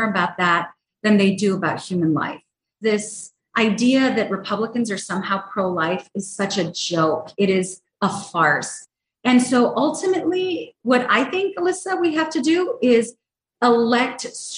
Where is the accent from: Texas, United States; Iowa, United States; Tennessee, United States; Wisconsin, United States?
Texas, United States; El Paso; I am born and raised in El Paso, Texas.